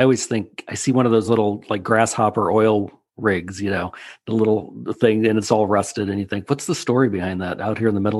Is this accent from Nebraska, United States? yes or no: yes; Nebraska, United States; I grew up in Nebraska